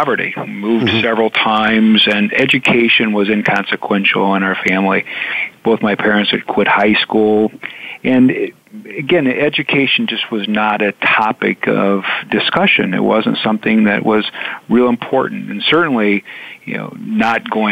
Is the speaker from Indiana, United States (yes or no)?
yes; Indiana, United States; I'm from Indiana